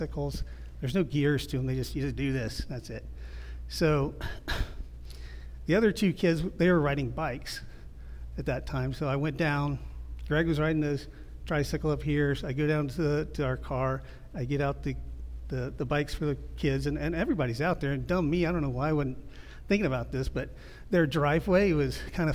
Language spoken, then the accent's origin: English; Midwest, United States; moved away; also born or lived in Ohio; I grew up in the Midwest